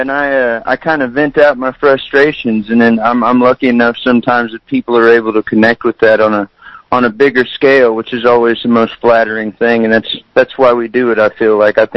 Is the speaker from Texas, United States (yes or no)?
yes; San Antonio, Texas, United States; I was born and raised in San Antonio, Texas